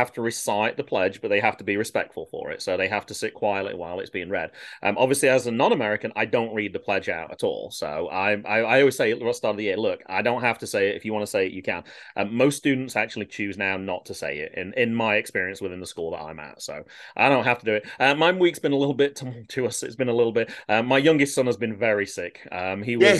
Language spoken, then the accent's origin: English; United Kingdom; I'm a Brit